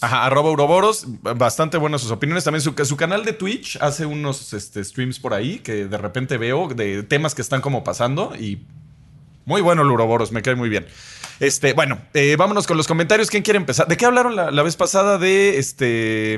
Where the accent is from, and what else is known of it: Mexico